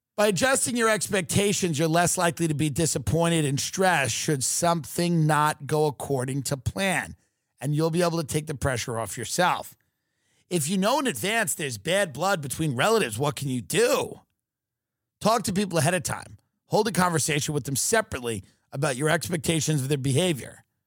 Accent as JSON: {"language": "English", "country": "United States", "said": "being an American"}